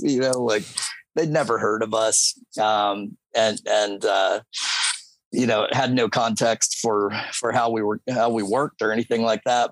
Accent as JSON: {"language": "English", "town": "St. Petersburg", "region": "Florida", "country": "United States", "tie": "born or raised there", "said": "So I grew up here in St. Petersburg."}